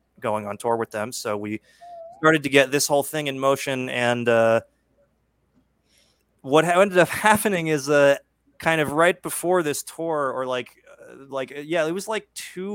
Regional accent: New York City, New York, United States; New York City is where I'm from. Mm-hmm. I was born and raised in Queens

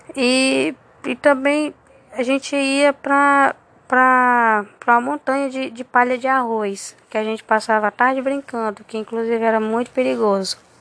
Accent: Caracaraí, Roraima, Brazil; also born or lived in Vila de Entre Rios; now in Boa Vista, Brazil; sou natural de Caracaraí, atualmente tenho 24 anos e estou residindo em Boa Vista

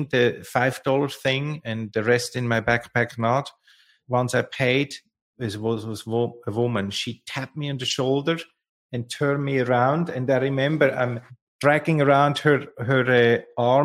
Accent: Lucerne, Switzerland; English is a second language; moved away; I was born and raised in Lucerne, in the heart of Switzerland.

